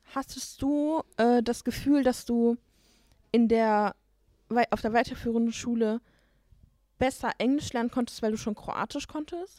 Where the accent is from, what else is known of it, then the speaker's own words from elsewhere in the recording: North Rhine-Westphalia, Germany; first language Turkish; wir leben in NRW. Für alle, die es nicht wissen, wir sind aus NRW.